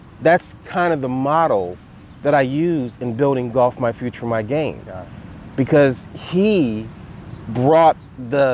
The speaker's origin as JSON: {"language": "English", "town": "Dayton", "region": "Ohio", "country": "United States", "tie": "born or raised there", "said": "I grew up in Dayton, Ohio"}